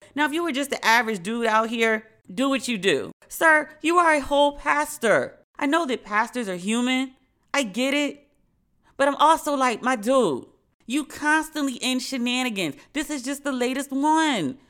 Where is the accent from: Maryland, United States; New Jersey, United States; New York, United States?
Maryland, United States; Prince George's County; I'm from Maryland, but I'm from PG next to DC